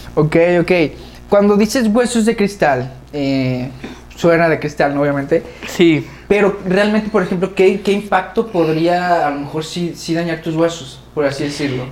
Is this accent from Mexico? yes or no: yes; Guadalajara, Jalisco, Mexico; Los dos somos de Guadalajara